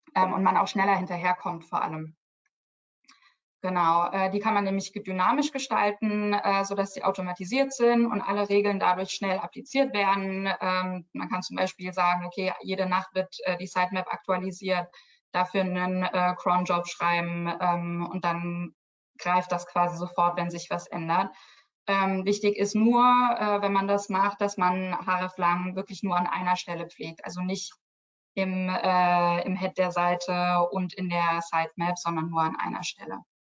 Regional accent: Germany; Als Deutsche

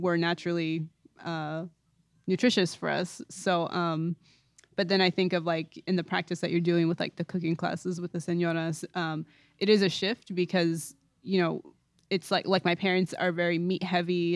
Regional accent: East Bay, Northern California, United States; I'm from Northern California, so I'm from the East Bay area

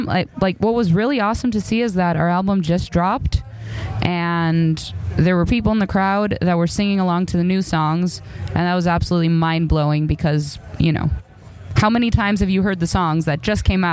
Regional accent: Chicago, Illinois, United States; moved away; also born or lived in Greece; I grew up in Chicago and then I moved to Greece

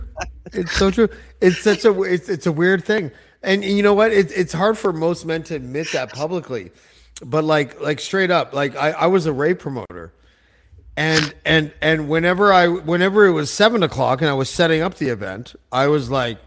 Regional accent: Whitby, Ontario, Canada; I grew up in Whitby, Ontario

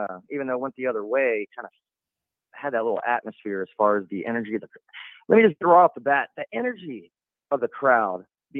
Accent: Jacksonville, Florida, United States; moved away as an adult; also born or lived in Okinawa, Japan; I'm from the Jacksonville area originally.

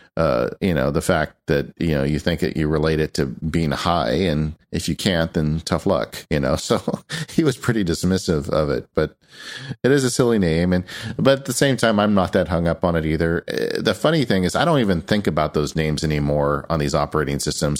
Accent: California, United States; I'm from California

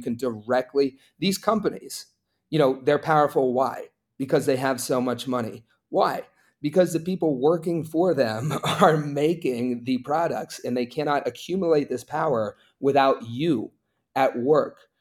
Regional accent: Appalachia, United States; I grew up in Appalachia, it's a very conservative place

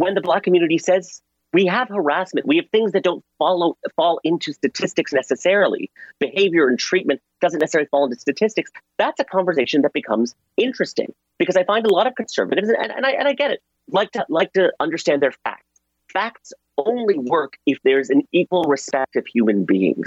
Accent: Pakistan; now in United States; I was born in Pakistan

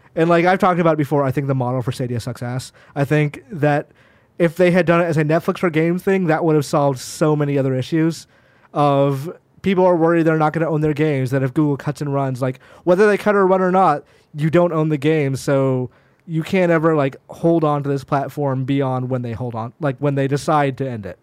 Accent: Georgia, United States; moved away; also born or lived in Tennessee; I was born in Tennessee, I lived in Georgia

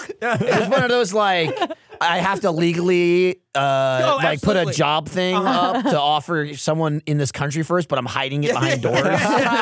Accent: United States; And I'm like, "Right, I'm from America."

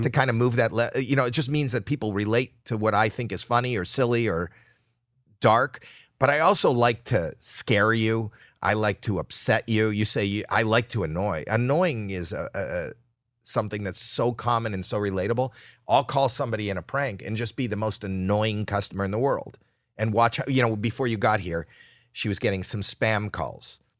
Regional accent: Toronto, Ontario, Canada; moved away as an adult; now in United States; spent my first twenty-three years in Canada

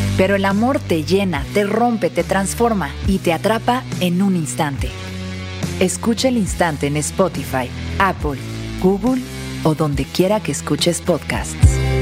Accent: Mexico; tenemos como mexicanos

